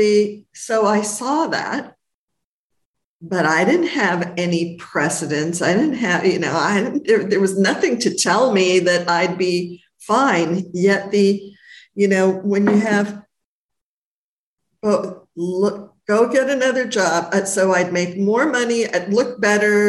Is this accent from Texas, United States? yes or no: no; Los Angeles, California, United States; I'm from Hollywood